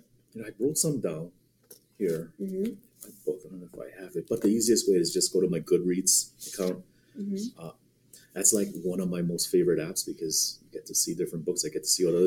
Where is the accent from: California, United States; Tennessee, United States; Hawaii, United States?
Hawaii, United States; Lanai; I was 5 years old. I was living with them on Lanai. My grandpa was a pineapple truck driver.